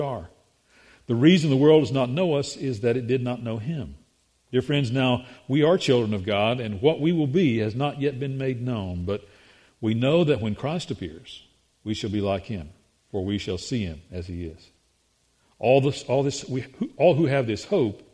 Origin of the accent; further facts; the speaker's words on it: the South, United States; we articulate the English language here in the South